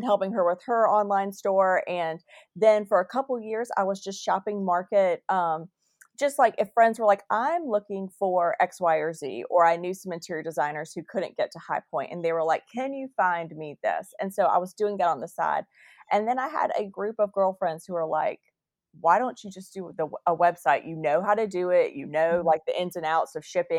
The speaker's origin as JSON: {"language": "English", "town": "Winston-Salem", "region": "North Carolina", "country": "United States", "tie": "born or raised there", "said": "my hometown, Dashing"}